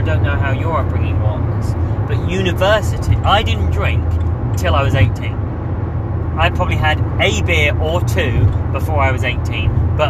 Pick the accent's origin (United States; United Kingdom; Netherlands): United Kingdom; England